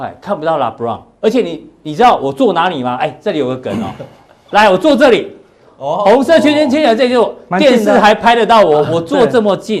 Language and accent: Chinese; Taiwan; 通常我我们台湾人杀价是怎样？